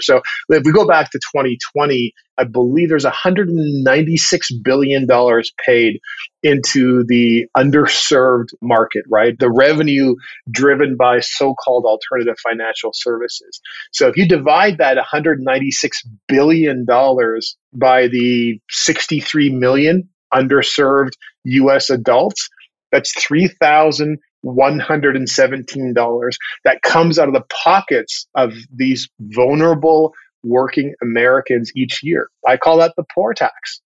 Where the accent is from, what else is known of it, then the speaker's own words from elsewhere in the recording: Vancouver, British Columbia, Canada; now in Atlanta, United States; I grew up in the Pacific Northwest in and around Vancouver, Canada.